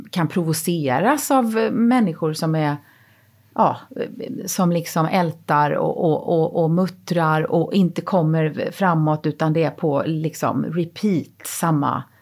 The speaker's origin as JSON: {"language": "Swedish", "region": "Småland", "country": "Sweden", "said": "ja ibland kommer min småländska ådra fram"}